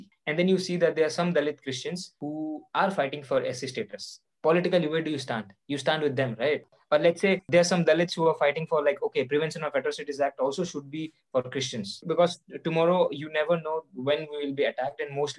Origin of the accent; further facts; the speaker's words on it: Odisha, India; as Dalits, we're also coming from different parts of the country. You know, you're coming from Delhi, I'm coming from Orissa. We come from different cultural, you know, linguistic backgrounds.